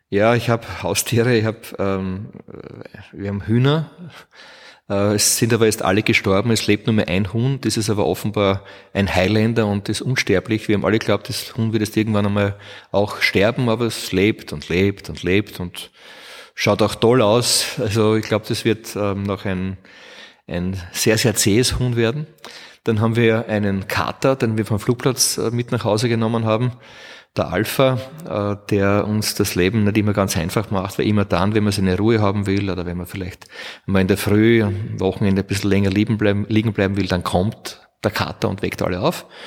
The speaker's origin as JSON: {"language": "German", "region": "Burgenland", "country": "Austria", "tie": "born or raised there", "also_born_or_lived": "Vorau, Austria", "said": "Ich bin geboren in der Steiermark, in Vorau, weil äh, mein Vater, ein Steirer, unbedingt wollte, dass ein Kind wenigstens in der Steiermark geboren ist. Ich war der, der Jüngste. Und habe damals gewohnt im südlichen Burgenland"}